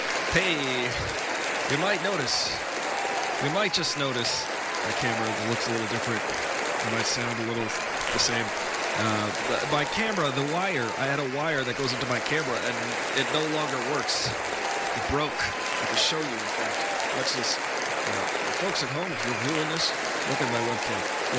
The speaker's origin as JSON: {"language": "English", "country": "India", "said": "We're from India."}